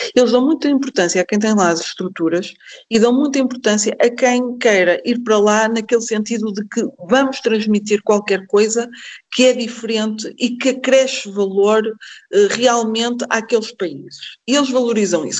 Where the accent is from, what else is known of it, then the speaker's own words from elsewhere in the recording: Paços de Ferreira, Norte, Portugal; eu sou de Passos de Ferreira, a empresa também é de Passos de Ferreira